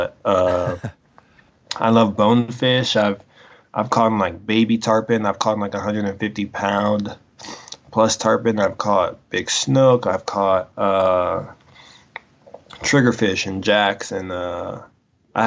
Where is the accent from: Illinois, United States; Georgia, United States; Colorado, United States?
Colorado, United States; I was born and raised in Colorado